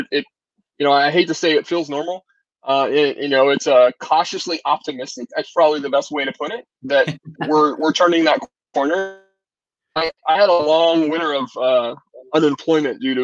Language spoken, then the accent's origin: English; Kansas City, United States; now in Arizona, United States; I'm born in Kansas City